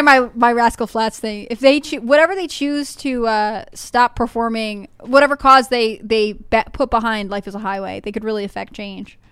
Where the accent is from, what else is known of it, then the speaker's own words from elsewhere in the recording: Connecticut, United States; moved away; also born or lived in Texas; growing up in Connecticut